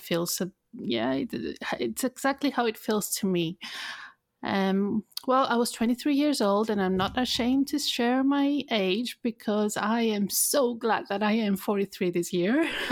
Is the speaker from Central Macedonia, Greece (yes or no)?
yes; Thessaloniki, Central Macedonia, Greece; moved away; also born or lived in United Kingdom; my hometown, I lived in, uh, Thessaloniki, in north part of Greece